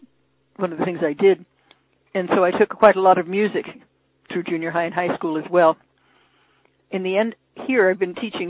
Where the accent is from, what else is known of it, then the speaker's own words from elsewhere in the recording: Los Angeles, California, United States; also born or lived in Hollywood / Cambridge; I grew up in the San Fernando Valley